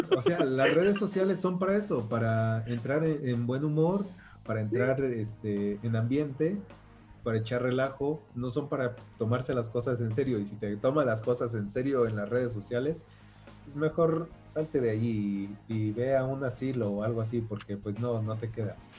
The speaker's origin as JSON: {"language": "Spanish", "region": "Michoacán", "country": "Mexico", "said": "yo soy de Michoacán"}